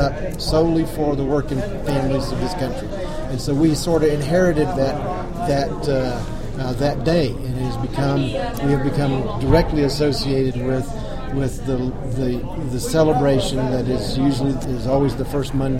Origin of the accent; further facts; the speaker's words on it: Houston, Texas, United States; I was born and raised in Houston, Texas